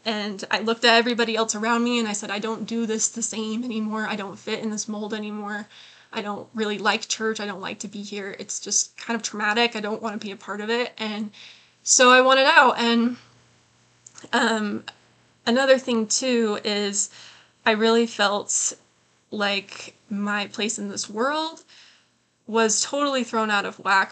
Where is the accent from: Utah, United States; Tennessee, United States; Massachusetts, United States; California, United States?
Utah, United States; I was born in Utah County